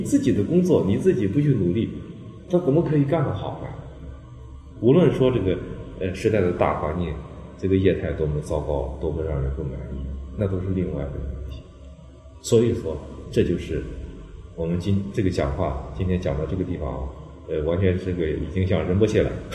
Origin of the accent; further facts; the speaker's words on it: China; 我们中国人叫自学